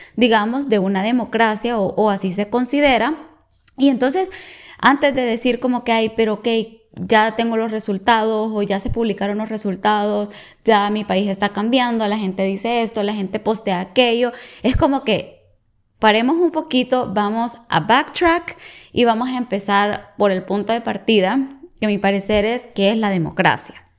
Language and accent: Spanish; El Salvador; now in Canada; yo soy del Salvador